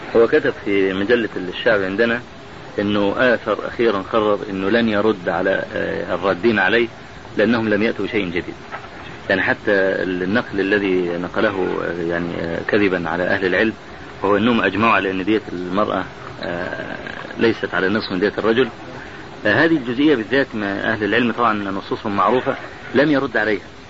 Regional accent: Egypt; عندنا في مصر

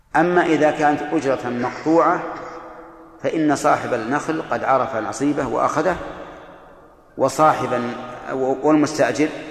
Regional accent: Al-Qassim, Saudi Arabia; هنا عندنا في القصيم

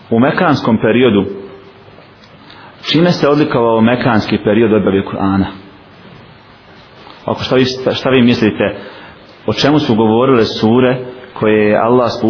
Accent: Bosnia & Herzegovina; kod nas u Bosni

